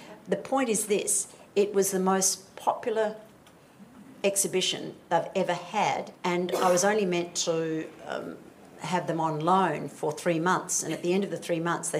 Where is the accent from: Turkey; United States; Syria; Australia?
Australia; Western Australia; I come from Western Australia